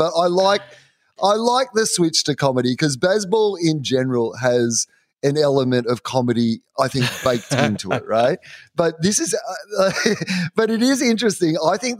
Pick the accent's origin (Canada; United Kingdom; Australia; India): Australia; as an Australian